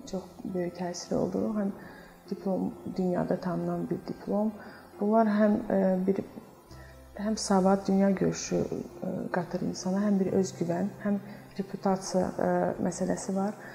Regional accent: Baku, Azerbaijan; also born or lived in Zardab / Florence, Italy; Zərdəb şəhərində doğulmuşam. Bakıda böyümüşəm.

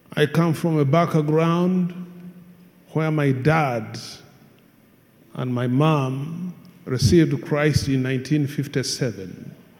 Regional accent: Hoima, Western Region, Uganda; I come from Hoima

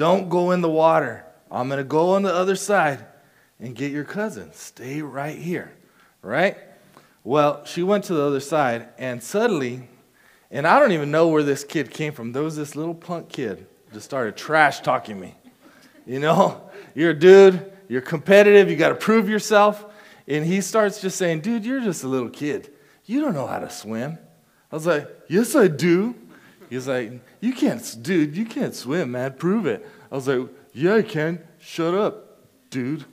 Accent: Casa Grande, Arizona, United States; I grew up in Casa Grande, Arizona.

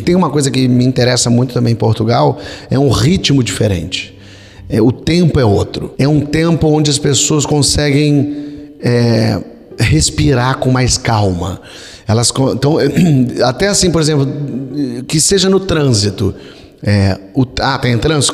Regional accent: Brazil; eu, como brasileiro

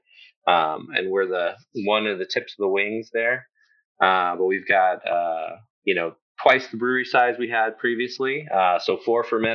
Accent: Garland, Texas, United States; we grew up in Garland, just outside of Dallas. So kind of Dallas born and raised, spent most of our time in Texas

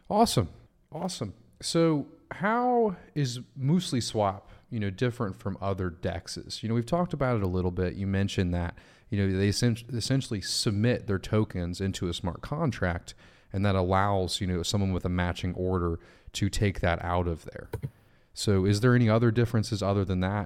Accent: United States; as an American

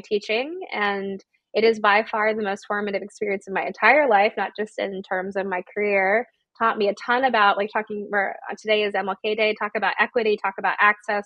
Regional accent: Georgia, United States; I'm from Georgia as well.

